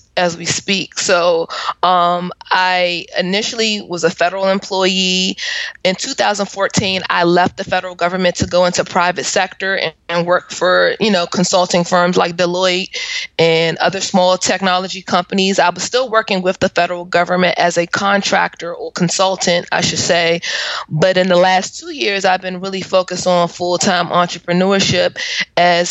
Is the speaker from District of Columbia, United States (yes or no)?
yes; Washington, District of Columbia, United States; I am from the Washington, D.C. area